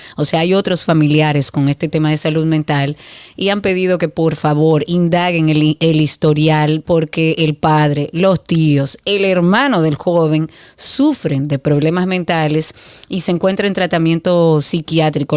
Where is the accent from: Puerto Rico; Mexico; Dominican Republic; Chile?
Dominican Republic; also born or lived in Punta Cana; nosotros como dominicanos